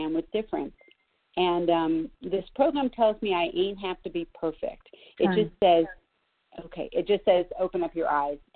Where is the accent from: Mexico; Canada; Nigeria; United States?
United States; Los Angeles, California; I grew up in Los Angeles